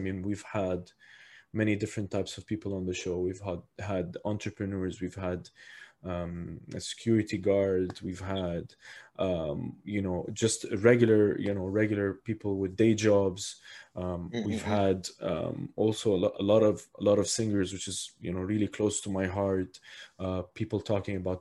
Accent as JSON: {"language": "English", "region": "Abu Dhabi", "country": "United Arab Emirates", "tie": "born or raised there", "said": "I was born and raised here in Abu Dhabi"}